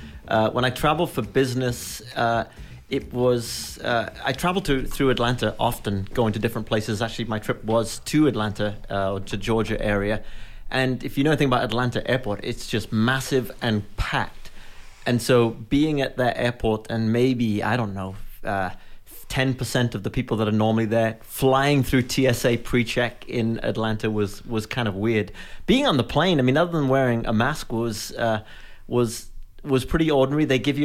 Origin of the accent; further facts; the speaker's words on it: Wales, United Kingdom; now in Fort Wayne, United States; When I'm in the U.K., people think I have an American accent. So it is totally messed up. I grew up in the west part of Wales